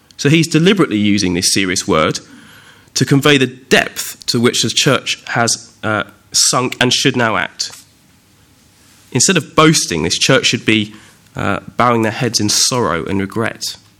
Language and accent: English; Windsor, South East England, United Kingdom; also born or lived in Ascot; I was actually born in a hospital just up the road from Windsor, still in the Royal Borough, in Ascot